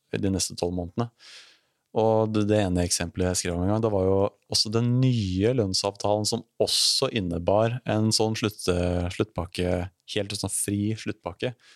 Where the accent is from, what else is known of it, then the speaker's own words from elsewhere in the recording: Elverum, Innlandet, Norway; Jeg kommer fra Elverum